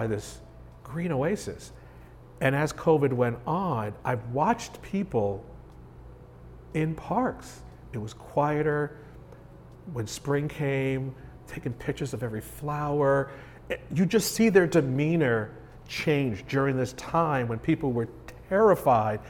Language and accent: English; New York, United States; moved away; I grew up in New York.